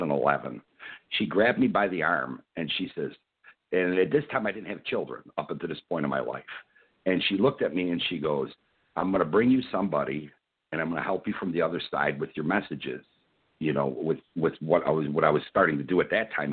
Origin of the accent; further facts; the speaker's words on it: Chicago, Illinois, United States; Born and raised in Chicago in the mid 60s